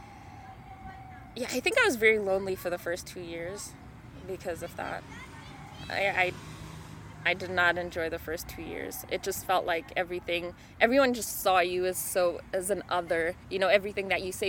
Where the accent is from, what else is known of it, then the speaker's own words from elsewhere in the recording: Zimbabwe; first language Shona; English is a second language; now in Calgary, Canada; I'm also an immigrant. So I'm from Zimbabwe